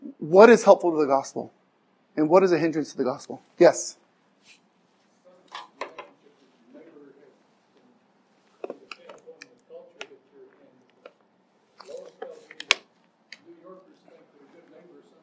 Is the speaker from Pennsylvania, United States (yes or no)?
no; Arizona, United States; moved away; I'm from Arizona